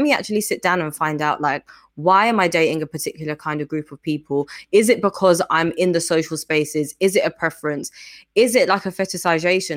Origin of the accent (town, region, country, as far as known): London, United Kingdom; born or raised there; also born or lived in Lusaka, Zambia